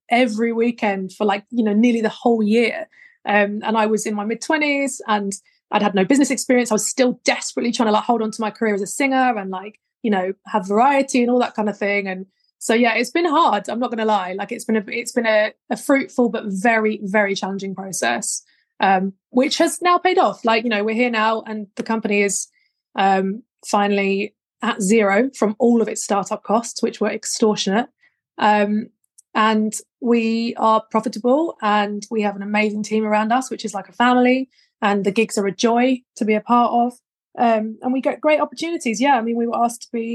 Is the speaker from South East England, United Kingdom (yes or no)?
yes; Worthing, South East England, United Kingdom; I'm from Worthing in West Sussex